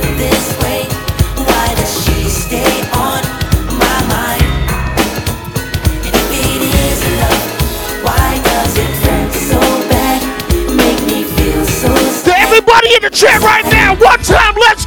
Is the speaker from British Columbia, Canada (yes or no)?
no; Montreal, Quebec, Canada; I'm from Montreal. Je viens de Montréal